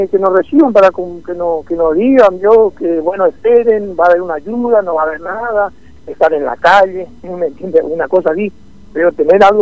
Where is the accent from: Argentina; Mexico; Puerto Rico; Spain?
Argentina; Formosa; porque somos de Formosa, somos trabajadores de Formosa, tenemos raíces en Formosa, nuestros hijos